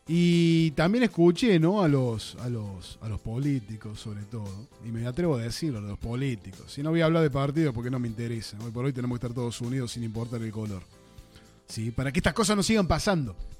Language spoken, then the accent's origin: Spanish; Argentina; soy un, un argentino más